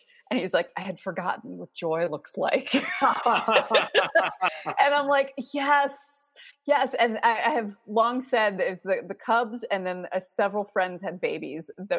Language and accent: English; Baltimore, Maryland, United States; I introduced myself to someone and told him, I was like, I'm from Baltimore.